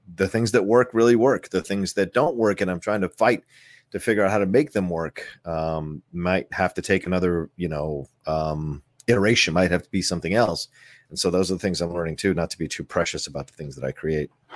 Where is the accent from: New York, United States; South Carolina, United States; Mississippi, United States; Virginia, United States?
Virginia, United States; also born or lived in Philadelphia, Pennsylvania; I was born in Philly, but I was raised in Virginia since I was one years old